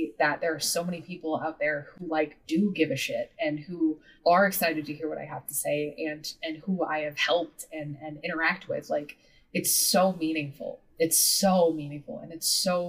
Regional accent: Midwest, United States; moved away as an adult; I grew up in the Midwest.

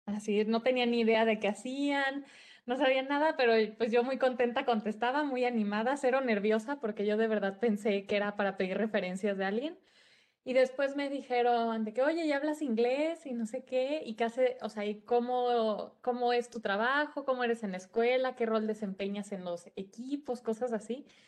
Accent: Guadalajara, Jalisco, Mexico; soy de Guadalajara

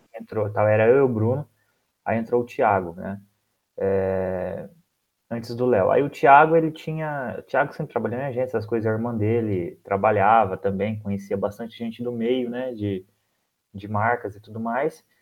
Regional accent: near Presidente Prudente, interior of São Paulo, Brazil; eu sou aqui do interior de São Paulo, perto de Presidente Prudente

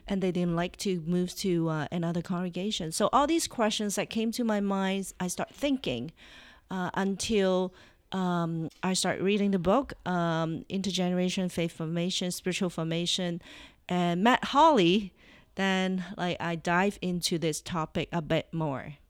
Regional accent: Toronto, Ontario, Canada; Yeah, we're from Toronto, uh, Ontario, Canada. So I'm Canadian.

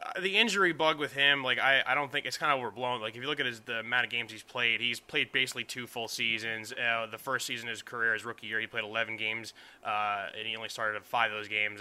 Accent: New York City, New York, United States; also born or lived in Boston; I'm from Staten Island, New York. Uh, I'm I'm born and raised there

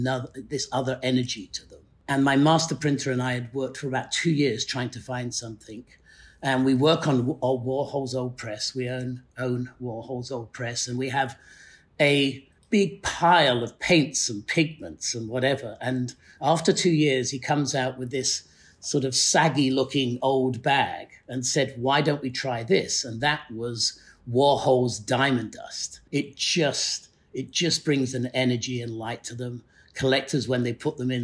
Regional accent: the north of England, United Kingdom; moved away; also born or lived in Yorkshire / Middlesbrough / Newcastle / Carlisle; growing up in Northern England in the 60s and 70s

